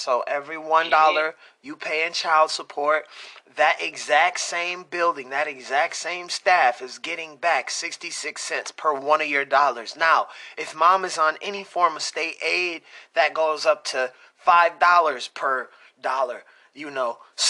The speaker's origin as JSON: {"language": "English", "region": "Michigan", "country": "United States", "said": "We're from Michigan."}